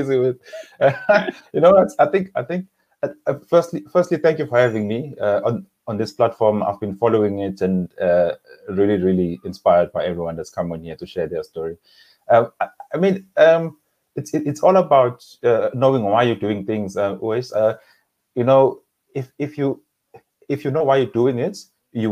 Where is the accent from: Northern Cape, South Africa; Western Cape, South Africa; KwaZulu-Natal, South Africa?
KwaZulu-Natal, South Africa; moved away as an adult; also born or lived in Durban / KwaMashu / Eshowe / Harding; now in Johannesburg, South Africa; I was born in Durban Addington Hospital, and then I grew up in a number of areas actually in the KwaZulu-Natal province